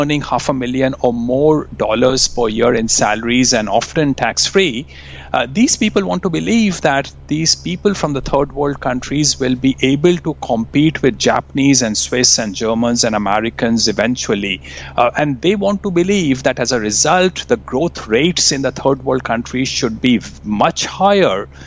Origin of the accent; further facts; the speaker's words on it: India; moved away; I grew up in India.